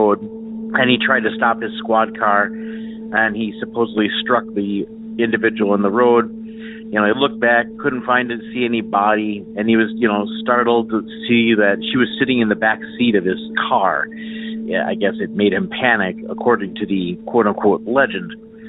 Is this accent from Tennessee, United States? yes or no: no; Wisconsin Rapids, Wisconsin, United States; also born or lived in Stevens Point, Wisconsin; I'm from Wisconsin Rapids, originally in Wisconsin, but I moved eventually to Stevens Point, which is about 20 miles to the east of Wisconsin Rapids.